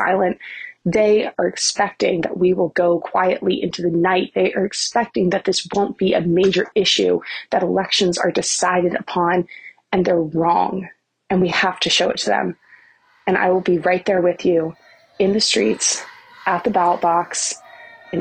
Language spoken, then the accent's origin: English; Texas, United States; as a Texan